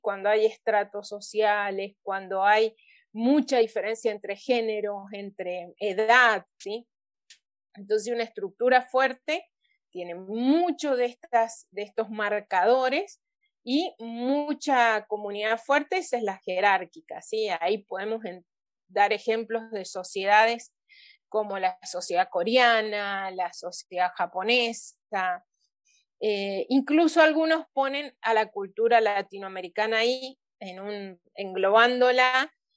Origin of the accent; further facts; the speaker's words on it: Mendoza, Argentina; also born or lived in Papua New Guinea